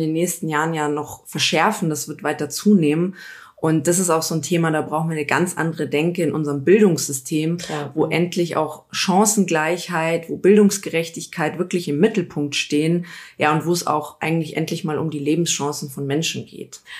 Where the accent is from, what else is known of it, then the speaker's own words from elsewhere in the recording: Lochham, Bavaria, Germany; also born or lived in Giesing, Munich / Pasing, Munich; now in Munich, Germany; Ich bin äh, geboren, aufgewachsen in Lochham